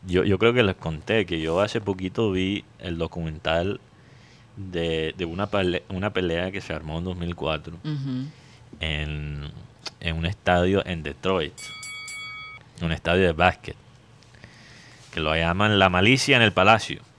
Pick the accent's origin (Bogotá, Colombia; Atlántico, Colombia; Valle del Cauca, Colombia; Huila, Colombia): Atlántico, Colombia; Barranquilla; Y como, como barranquillero que nació fuera de la ciudad.